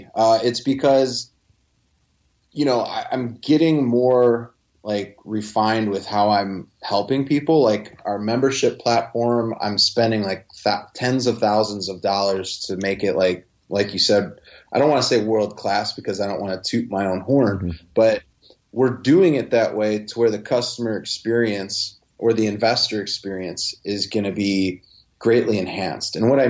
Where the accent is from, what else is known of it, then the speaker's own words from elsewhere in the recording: Midwest, United States; And it just goes back to, I guess, me being from the Midwest. I don't talk like I'm from New York or anything like